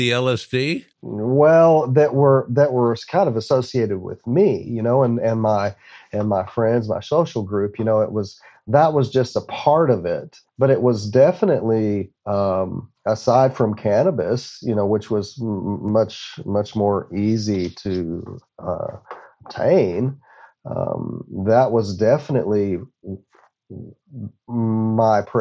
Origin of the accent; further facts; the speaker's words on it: Odessa, Texas, United States; with other substances that that uh, uh, that were a part of growing up in Odessa, um, I lost numerous friends.